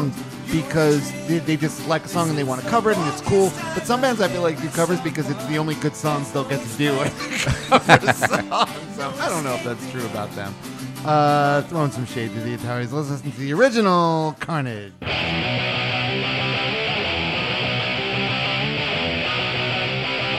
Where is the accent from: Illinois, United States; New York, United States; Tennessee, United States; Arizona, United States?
New York, United States; I'm from New York, I'm an East Coast guy